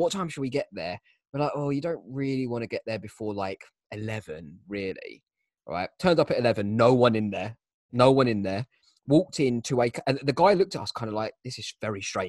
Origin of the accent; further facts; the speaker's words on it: Kent, South East England, United Kingdom; We come from Kent